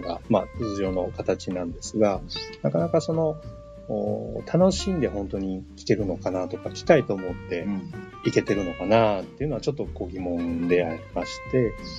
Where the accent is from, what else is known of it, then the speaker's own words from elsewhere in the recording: Neyagawa, Osaka, Japan; now in Ibaraki, Japan; 出身はですね、あの、寝屋川というところなんですけれども、今は茨 城市に住んでおります